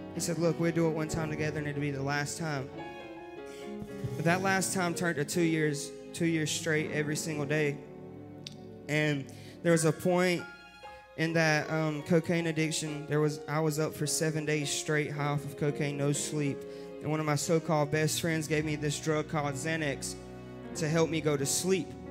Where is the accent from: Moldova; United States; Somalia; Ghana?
United States; Rockingham, North Carolina; I was born and raised in Rockingham, North Carolina